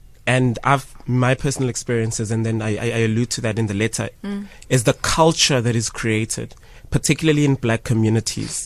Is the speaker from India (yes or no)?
no; Ladysmith, KwaZulu-Natal, South Africa; growing up in Ladysmith